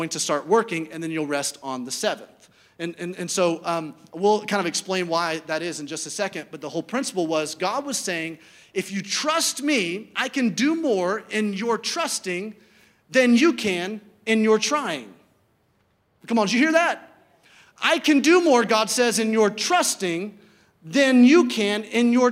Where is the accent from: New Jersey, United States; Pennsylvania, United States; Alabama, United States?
Alabama, United States; Birmingham; I grew up in Birmingham, Alabama